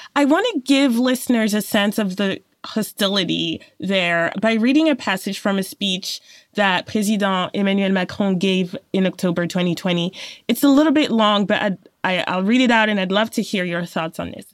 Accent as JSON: {"language": "English", "country": "France", "tie": "born or raised there", "also_born_or_lived": "Cameroon", "said": "born in Cameroon, but grew up in France since I was a baby."}